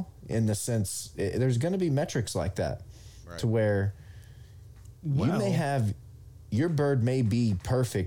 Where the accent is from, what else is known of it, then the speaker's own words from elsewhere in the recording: Oklahoma, United States; I'm from Oklahoma, which is in the middle of the country